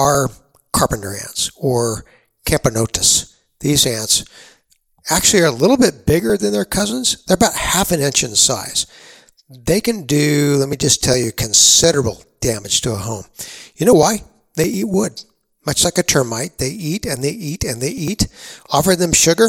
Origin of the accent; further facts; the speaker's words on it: San Antonio, Texas, United States; Growing up in San Antonio, Texas